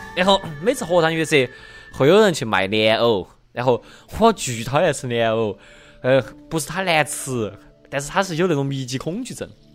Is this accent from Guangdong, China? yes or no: no; Chengdu, Sichuan, China; 我们成都人